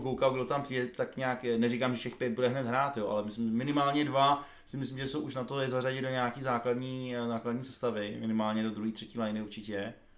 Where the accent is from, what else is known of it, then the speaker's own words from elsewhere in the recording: Brno, South Moravian Region, Czechia; jsem z Brna